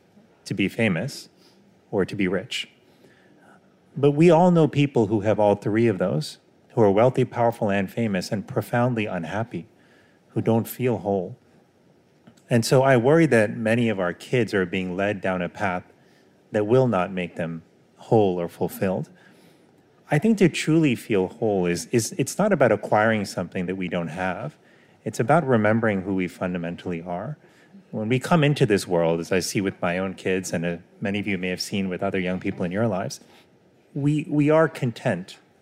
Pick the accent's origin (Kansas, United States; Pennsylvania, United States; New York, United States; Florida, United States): Florida, United States; Miami; What happens is they moved to Miami. So that is where I grew up.